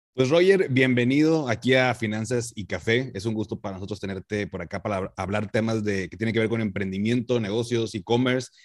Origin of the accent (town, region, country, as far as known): Mexico